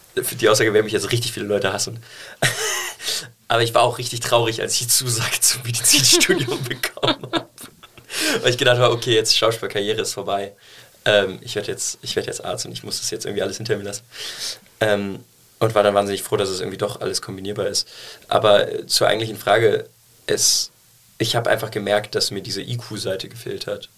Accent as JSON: {"language": "German", "town": "Cologne", "region": "North Rhine-Westphalia", "country": "Germany", "tie": "born or raised there", "also_born_or_lived": "New York", "said": "ich bin in Deutsch aufgewachsen"}